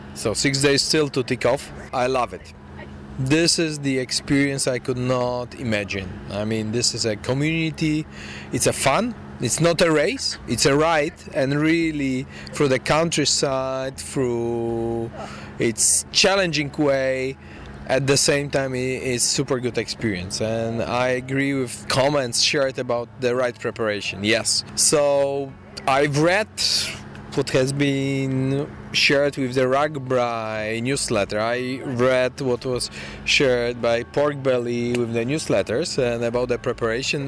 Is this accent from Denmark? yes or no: no; Poland; I'm coming from Europe, from Poland, so long way from here